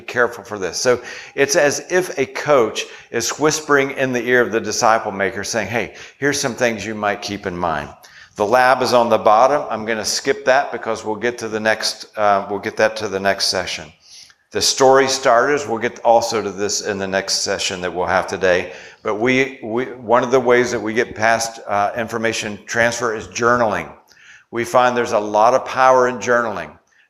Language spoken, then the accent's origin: English; Virginia, United States; I grew up in Virginia. It's a Southern culture.